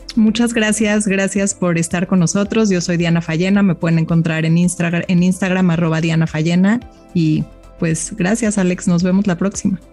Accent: Mexico; como mexicanos

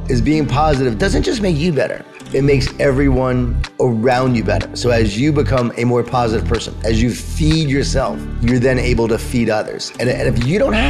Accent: Long Island, New York, United States; I'm from Long Island, from New York. I was an athlete

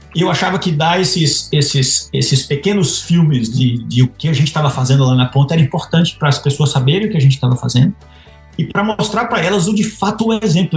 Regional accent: Bahia, Brazil; moved away as an adult; also born or lived in Lavras / Piracicaba / Sinop; now in United States; eu nasci e me criei na Bahia

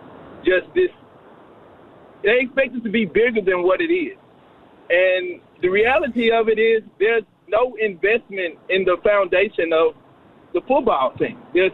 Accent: Memphis, Tennessee, United States; I'm from Memphis. I was born and raised here. I grew up a Tigers fan.

